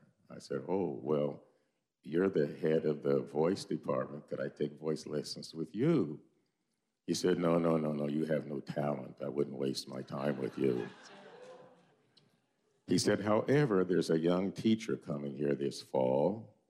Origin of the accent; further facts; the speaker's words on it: Centerville, Iowa, United States; moved away as an adult; I was from Centerville, remember?